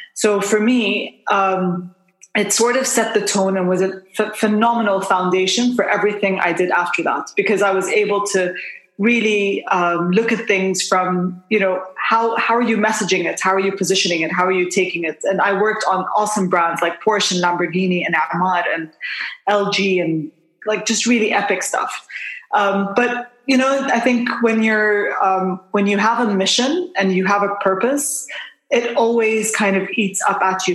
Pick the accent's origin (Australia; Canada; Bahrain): Bahrain; moved away as an adult; also born or lived in United Kingdom / Jordan; now in Dubai, United Arab Emirates; I'm uh, Jordanian by uh, kind of heritage, but I was born and raised in Bahrain